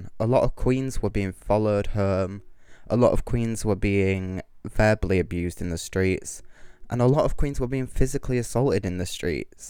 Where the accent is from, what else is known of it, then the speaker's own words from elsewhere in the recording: Kingston upon Hull, Yorkshire and the Humber, United Kingdom; I'm from Kingston-upon-Hull and I'm a rapping drag queen